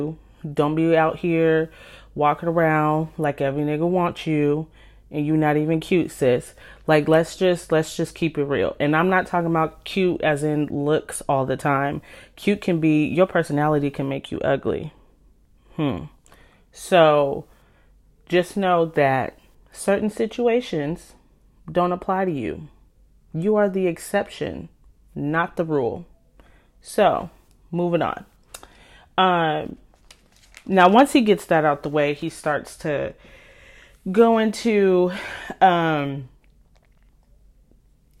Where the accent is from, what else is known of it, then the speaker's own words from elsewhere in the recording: California, United States; also born or lived in Washington; now in Seattle area, Washington, United States; I'm from California, but I live in Washington, just outside of Seattle